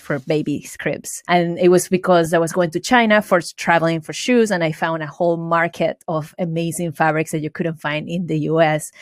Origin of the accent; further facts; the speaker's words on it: Venezuela; English is a second language; moved away as an adult; also born or lived in Valencia, Venezuela / upstate New York; now in United States; I was born and raised in Venezuela. I went to high school in Venezuela, and I moved here f, into upstate New York for college